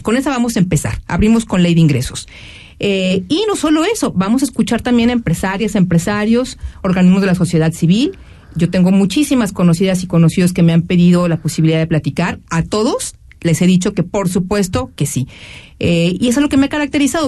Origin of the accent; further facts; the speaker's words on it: Jalisco, Mexico; todos queremos que le vaya bien a nuestro Jalisco